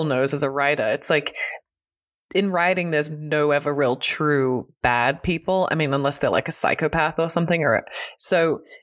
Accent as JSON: {"language": "English", "country": "Australia", "said": "I'm Australian"}